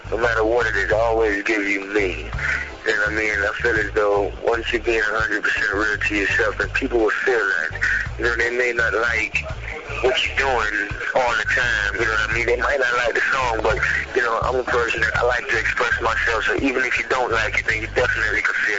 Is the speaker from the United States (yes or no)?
yes; Miami, Florida, United States; born or raised there; also born or lived in Jamaica